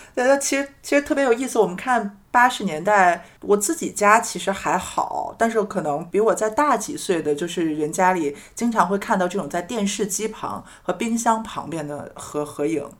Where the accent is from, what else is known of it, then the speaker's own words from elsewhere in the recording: Beijing, China; 小时候在哦北京